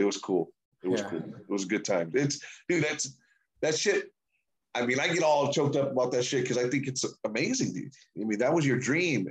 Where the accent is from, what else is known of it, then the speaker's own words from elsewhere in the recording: United States; I'm an American dude